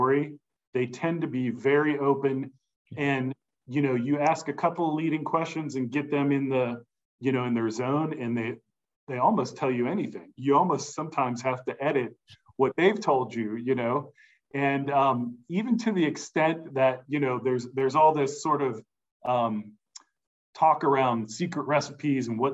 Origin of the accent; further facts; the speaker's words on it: Cincinnati, Ohio, United States; I grew up in and around Cincinnati.